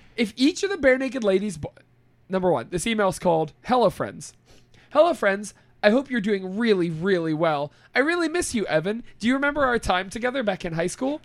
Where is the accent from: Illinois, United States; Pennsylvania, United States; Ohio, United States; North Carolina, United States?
Ohio, United States; Austintown; I'm from Austin Town